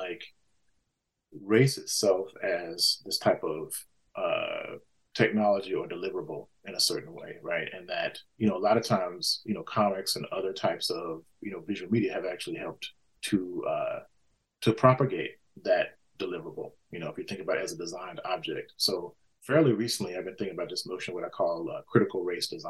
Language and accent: English; Mississippi, United States; I grew up in Mississippi, you know, in a, you know, post-civil rights era.